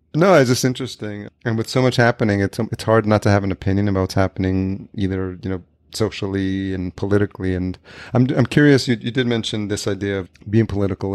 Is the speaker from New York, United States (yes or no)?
yes; Yonkers, New York, United States; moved away as an adult; also born or lived in Brooklyn, New York / Los Angeles; now in Minneapolis, United States; I grew up just outside New York City, Yonkers, New York.